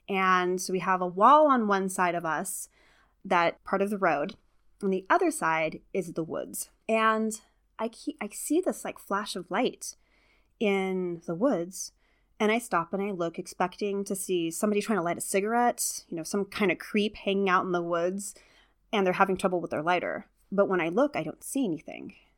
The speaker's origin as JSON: {"language": "English", "region": "California", "country": "United States", "moved": "yes", "said": "I'm from California originally. We don't have fireflies"}